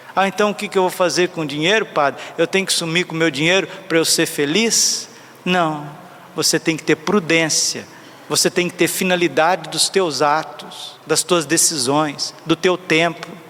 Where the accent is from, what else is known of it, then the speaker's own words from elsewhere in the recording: Brazil; eu sou brasileiro, eu amo o país, rezo por ele